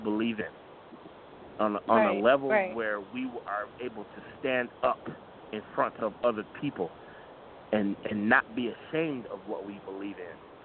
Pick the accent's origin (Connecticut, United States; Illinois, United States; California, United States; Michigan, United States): Illinois, United States; Chicago; I'm from Chicago